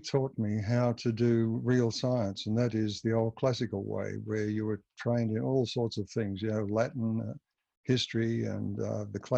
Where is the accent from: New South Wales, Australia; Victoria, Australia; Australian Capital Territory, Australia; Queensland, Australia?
Victoria, Australia; Melbourne; moved away as an adult; now in Canberra, Australia; I was born and bred in Melbourne, went to Melbourne University